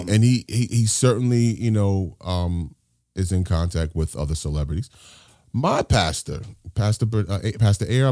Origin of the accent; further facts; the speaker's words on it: New York City, New York, United States; I grew up here in New York City.